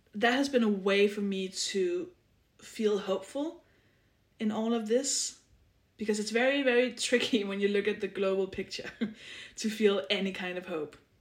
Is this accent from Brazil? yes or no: no; Denmark; English is a second language; moved away as an adult; now in United Kingdom; I'm, I'm from Denmark. I live in the UK.